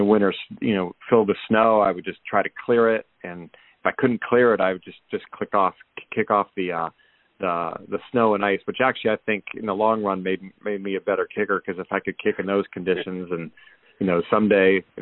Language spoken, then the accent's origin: English; Erie, Pennsylvania, United States; I grew up in Erie, PA